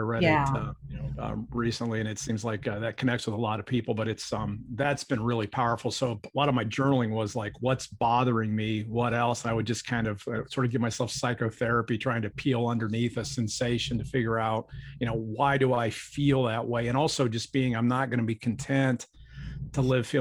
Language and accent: English; Akron, Ohio, United States; I grew up in Akron, Ohio